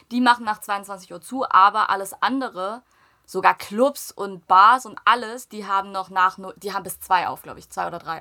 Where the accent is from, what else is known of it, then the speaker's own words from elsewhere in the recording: Germany; also born or lived in South Korea; vor meinem ersten Geburtstag sind wir ja nach Deutschland gezogen